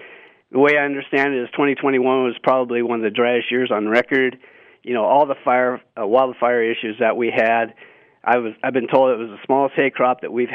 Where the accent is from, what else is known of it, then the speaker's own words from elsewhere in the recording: Lewistown, Montana, United States; now in Billings, United States; I was born and raised in Lewistown and fourth generation ranch there just north of Lewistown